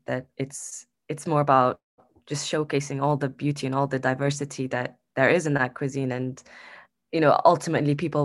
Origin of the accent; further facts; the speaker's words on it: Saudi Arabia; I'm Saudi. I'm three quarters Saudi, one quarter Palestinian.